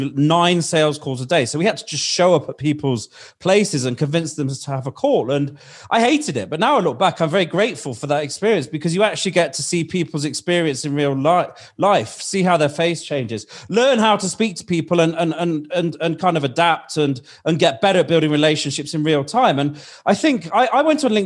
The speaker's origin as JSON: {"language": "English", "country": "United Kingdom", "accent": "British", "said": "My accent is British"}